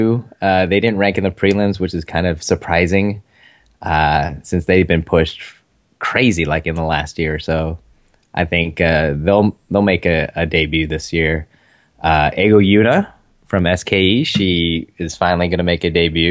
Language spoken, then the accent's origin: English; Philippines; I'm Filipino